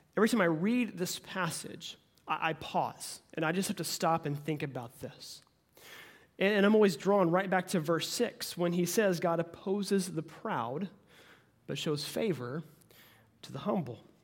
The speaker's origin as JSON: {"language": "English", "region": "Oklahoma", "country": "United States", "tie": "born or raised there", "said": "I'm born and raised in, in Oklahoma"}